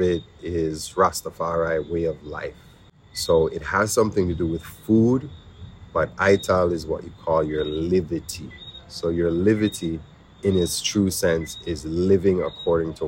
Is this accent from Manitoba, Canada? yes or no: yes; Winnipeg, Manitoba, Canada; now in Jamaica; growing up where I grew up in Winnipeg